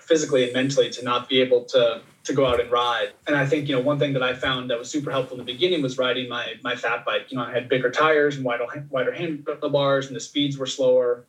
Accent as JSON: {"language": "English", "region": "Oregon", "country": "United States", "tie": "born or raised there", "said": "growing up in Oregon"}